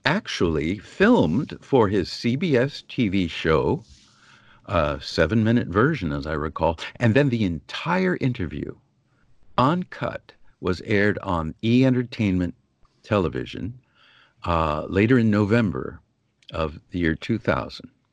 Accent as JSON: {"language": "English", "town": "San Diego", "region": "California", "country": "United States", "tie": "born or raised there", "moved": "yes", "lives_now": "Los Angeles, United States", "said": "I grew up in San Diego, California, delightful place to grow up"}